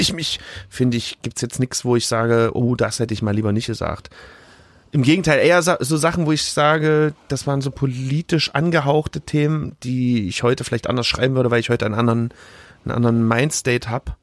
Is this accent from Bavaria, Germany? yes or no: no; Leipzig, Saxony, Germany; ich bin ja in Grünau auch aufgewachsen.